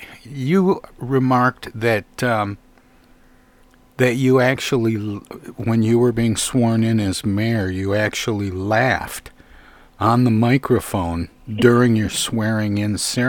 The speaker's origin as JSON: {"language": "English", "town": "Flint", "region": "Michigan", "country": "United States", "tie": "born or raised there", "said": "my hometown of Flint, Michigan"}